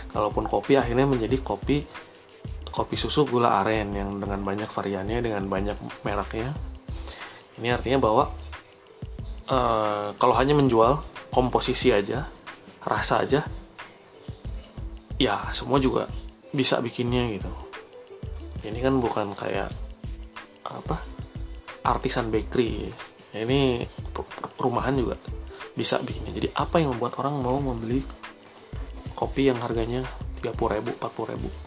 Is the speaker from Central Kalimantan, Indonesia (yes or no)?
no; Bandung, West Java, Indonesia; ini hanya pengamatan pengamatannya sebagai warga Bandung yang sering melihat eh, fenomena gitu